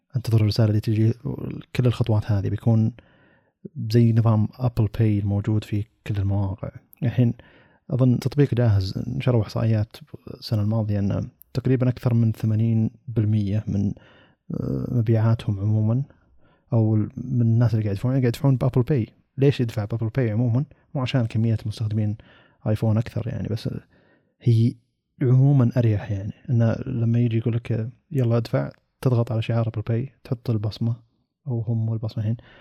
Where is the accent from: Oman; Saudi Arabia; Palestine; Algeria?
Saudi Arabia; عندنا في السعودية